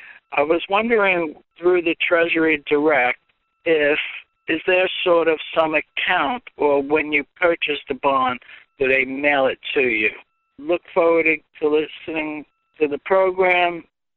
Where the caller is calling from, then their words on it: Brick, New Jersey, United States; I'm calling from Brick, New Jersey.